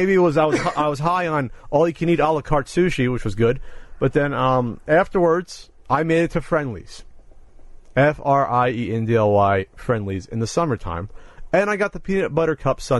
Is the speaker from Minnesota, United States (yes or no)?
no; New Jersey, United States; accent: slight East Coast accent; moved away; I went back because it's my home state, and I actually felt a weird little kinship with the people and the area